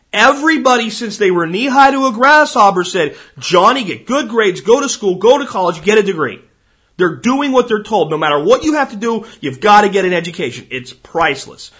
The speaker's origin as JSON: {"language": "English", "region": "Pennsylvania", "country": "United States", "tie": "born or raised there", "said": "places where I grew up in Pennsylvania"}